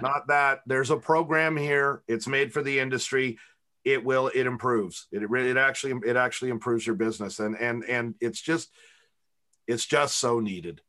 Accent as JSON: {"language": "English", "country": "Canada", "said": "I'm the Canadian"}